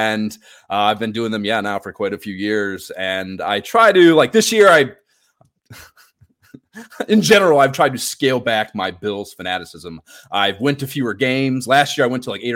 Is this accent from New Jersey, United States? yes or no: no; Cleveland, Ohio, United States; moved away; also born or lived in Pensacola, Florida / New York City; I'm from Ohio originally. I grew up near Cleveland